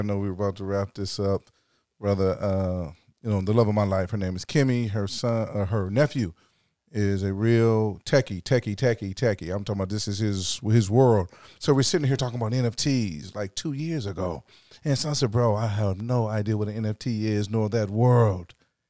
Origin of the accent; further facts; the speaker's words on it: South Carolina, United States; Yeah, I come from South Carolina.